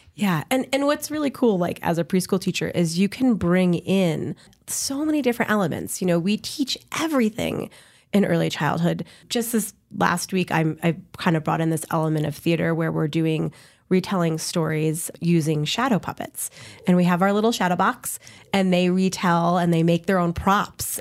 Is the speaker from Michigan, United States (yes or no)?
no; Connecticut, United States; now in New Mexico, United States; I'm from Connecticut